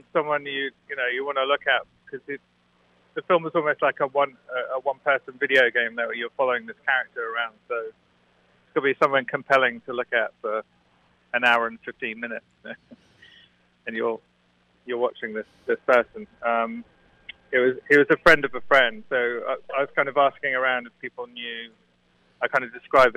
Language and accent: English; Suffolk, East of England, United Kingdom; moved away as an adult; also born or lived in London; now in New York, United States; I grew up in Suffolk, which is a tiny